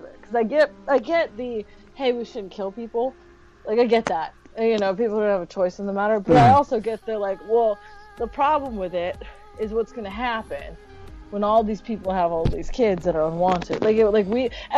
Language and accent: English; Puerto Rico; now in California, United States; I'm Puerto Rican